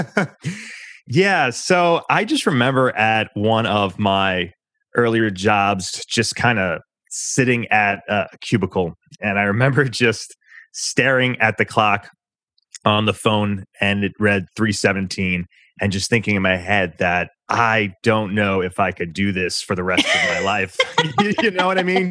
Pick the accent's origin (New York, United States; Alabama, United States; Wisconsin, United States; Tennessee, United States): New York, United States; I'm a New Yorker, so I talk uh, pretty quickly naturally